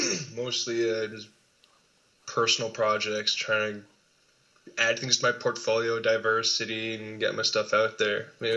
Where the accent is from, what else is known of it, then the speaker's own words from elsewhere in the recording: Toronto, Ontario, Canada; also born or lived in Georgetown, Canada; now in Mississauga, Canada; upbringing out of Toronto. Mississauga now, but it was Toronto.